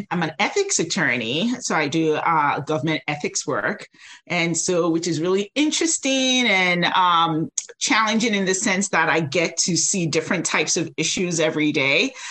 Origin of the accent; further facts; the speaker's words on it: United States; you know, I'm Nigerian American. And so growing up, it was like, you're either a doctor or, you know, an engineer.